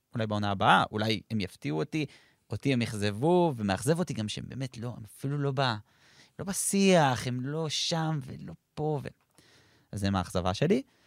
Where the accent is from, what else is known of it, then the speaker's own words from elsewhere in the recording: Kfar Saba, Central District, Israel; אני כפר סבאי במקור, וכי גדלתי בהפועל כפר סבא הרבה שנים